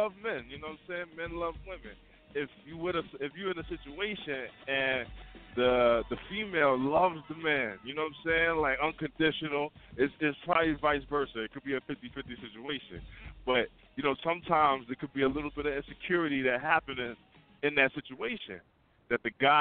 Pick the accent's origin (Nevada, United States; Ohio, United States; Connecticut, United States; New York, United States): New York, United States; New York City; now in Palmyra, United States; I'm calling from Palmyra, Pennsylvania, representing Queens, New York.